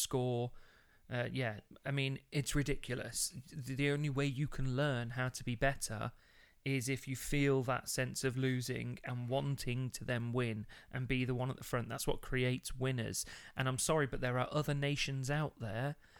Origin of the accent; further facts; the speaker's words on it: Midlands, United Kingdom; I grew up in the Midlands